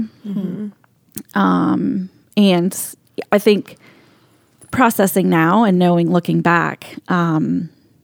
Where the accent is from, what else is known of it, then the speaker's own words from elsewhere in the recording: central Florida, United States; I grew up in Florida, in kind of central Florida, in between Orlando and Daytona Beach